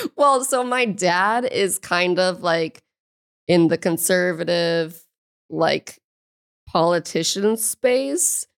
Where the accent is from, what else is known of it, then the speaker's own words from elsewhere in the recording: St. Louis, Missouri, United States; I'm from Saint Louis, Missouri